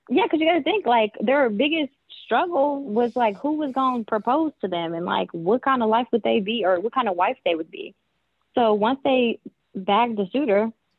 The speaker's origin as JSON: {"language": "English", "town": "Detroit", "region": "Michigan", "country": "United States", "said": "I'm from Detroit"}